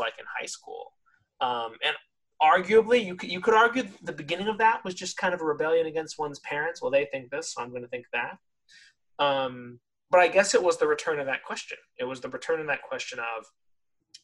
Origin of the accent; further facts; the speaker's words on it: California, United States; also born or lived in Los Angeles; I grew up in California. I was born in the city of Los Angeles, but spent most of my like growing up years in the suburbs outside